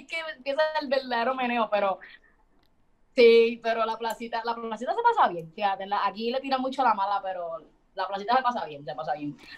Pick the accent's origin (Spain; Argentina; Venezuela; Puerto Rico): Puerto Rico; nosotros como boricua como tal